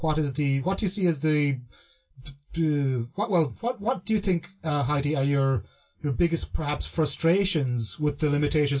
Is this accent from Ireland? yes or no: yes; Ireland; I grew up in Ireland